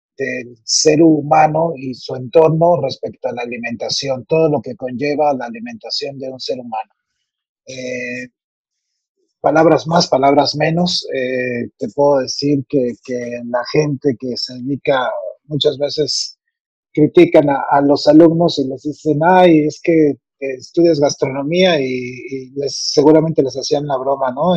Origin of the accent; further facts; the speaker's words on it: Mexico; soy un cocinero mexicano apasionado